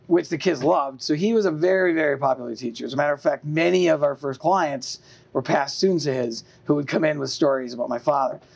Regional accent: Easthampton, Massachusetts, United States; also born or lived in Three Rivers, Massachusetts / Westfield, Massachusetts; Most of my life was uh, in East Hampton, Mass

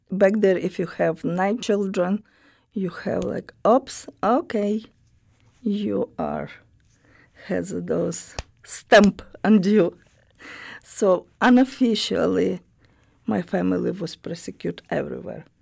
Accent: Romny, Sumy Oblast, Ukraine; English is a second language; moved away as an adult; also born or lived in Latvia; now in Springfield, United States; I was born in Ukraine, not big city, but the name of the city, Romno

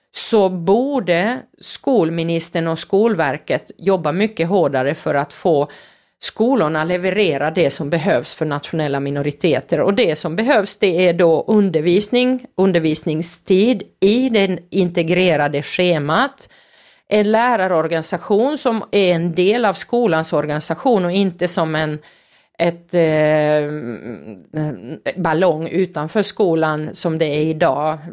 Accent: Finland; när jag växte upp i Finland

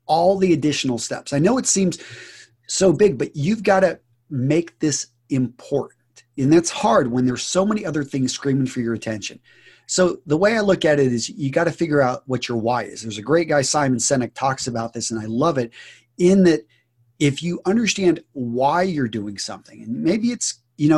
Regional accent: West Texas, United States; I grew up in West Texas

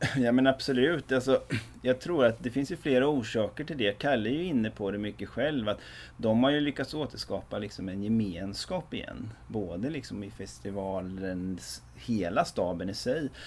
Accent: Västervik, Kalmar County, Sweden; som är födda och uppvuxna i Västervik

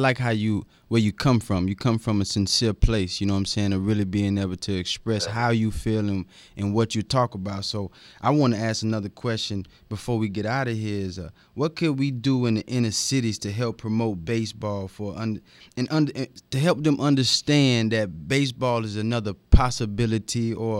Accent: Pensacola, Florida, United States; I go back to my hometown. Yeah. There's kids all over the streets right now in Pensacola, Florida, that can be stealing bases or diving for balls easily.

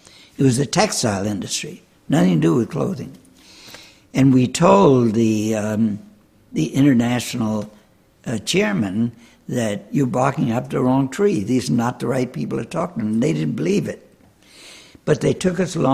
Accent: Charleston, South Carolina, United States; moved away; Charleston, South Carolina

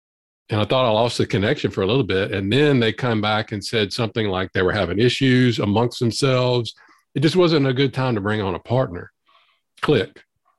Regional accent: Southern US, United States; accent: Southern drawl; born and raised in the South.

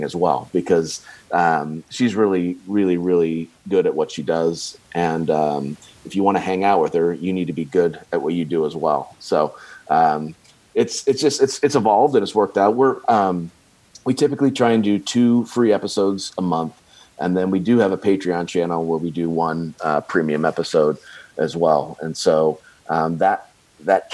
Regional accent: Bowling Green, Ohio, United States; now in Fishers, United States; my hometown of Bowling Green, Ohio

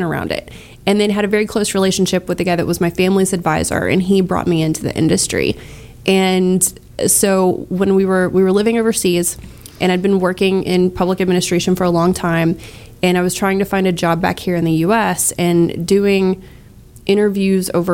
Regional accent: Galveston County, Texas, United States; I grew up in Galveston County, and I love the area.

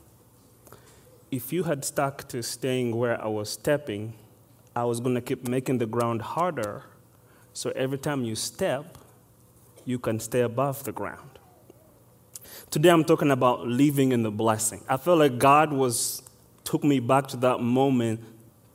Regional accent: Uganda; moved away; I am exactly from Uganda. I was born and raised there

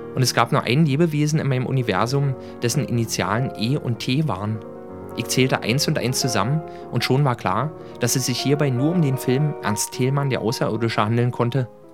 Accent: Berlin, Germany; born or raised there

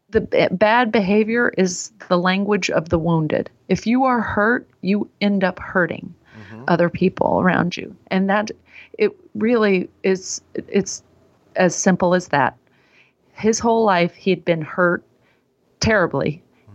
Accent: Texas, United States; moved away; I was raised in Texas

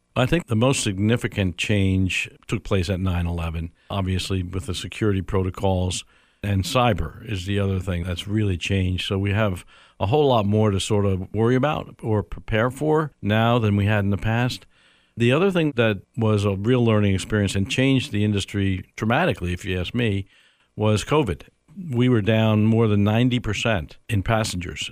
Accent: New York, United States; moved away as an adult; also born or lived in Dallas, Texas; now in Tampa, United States; New York is where I grew up

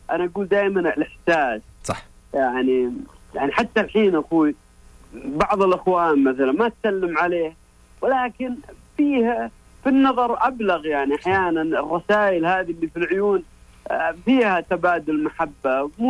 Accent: Medina, Medina Province, Saudi Arabia; من المدينة

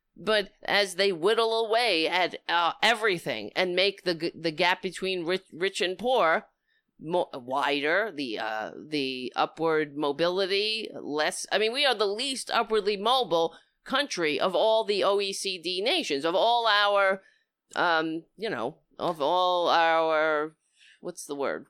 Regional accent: United States; as an American

